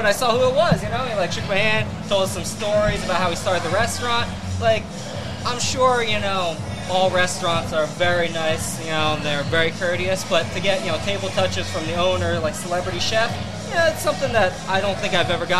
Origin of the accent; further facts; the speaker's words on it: Allentown, Pennsylvania, United States; moved away as an adult; also born or lived in Los Angeles; now in Philadelphia, United States; So I grew up in Allentown.